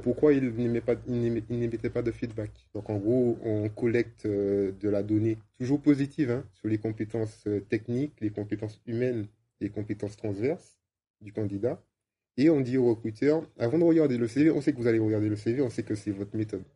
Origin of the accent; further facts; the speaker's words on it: Martinique; moved away; also born or lived in England; je suis martiniquais et ça faisait 15 ans que j'étais parti